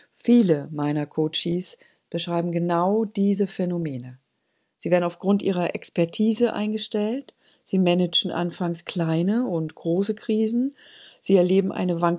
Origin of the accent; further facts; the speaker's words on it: Northern Germany, Germany; ja bei uns in Norddeutschland würde man sagen, als Spünkigerei, als düstere Prophezeiung in den Wind